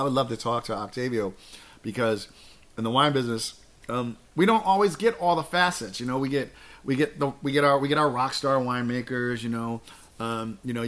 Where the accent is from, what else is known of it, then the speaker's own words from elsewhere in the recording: New Jersey, United States; I am from the East Coast of New Jersey and I'm American